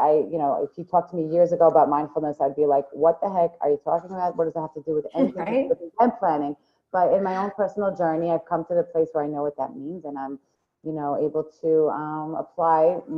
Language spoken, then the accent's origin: English; Long Island, New York, United States; moved away as an adult; now in Israel; I grew up in Long Island, New York.